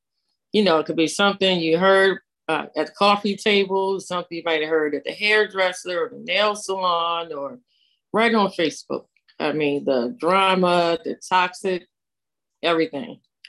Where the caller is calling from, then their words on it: Maryland, United States; Hello, everybody. … I'm coming from Maryland.